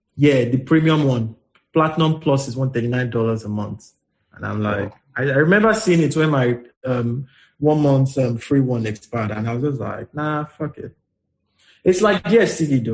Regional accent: Nigeria; as a Nigerian

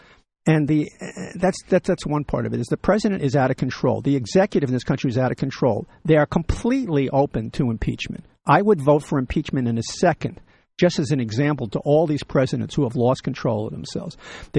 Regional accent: United States; as an American

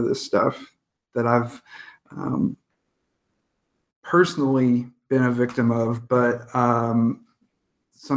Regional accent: Indianapolis, Indiana, United States; as a kind of goth kid growing up in Indianapolis

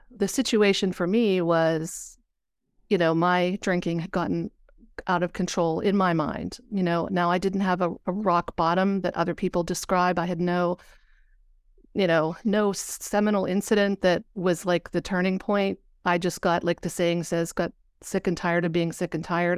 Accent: Pennsylvania, United States; I'm from Pennsylvania.

